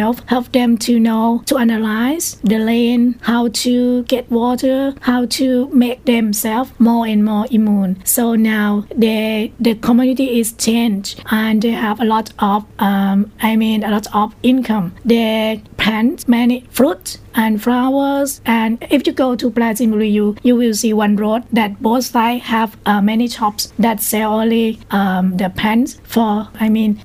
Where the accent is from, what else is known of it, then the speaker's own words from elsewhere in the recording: Prachinburi, Thailand; I'm from Prachinburi.